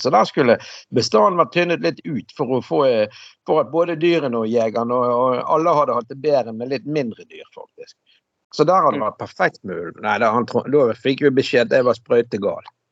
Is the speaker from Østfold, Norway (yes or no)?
no; Bergen, Vestland, Norway; jeg vokste opp hjemme på Laksevåg i gamle dager